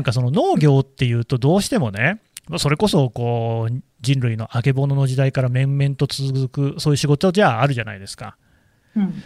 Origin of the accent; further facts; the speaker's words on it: Nagoya, Aichi, Japan; 私の故郷じゃないですか。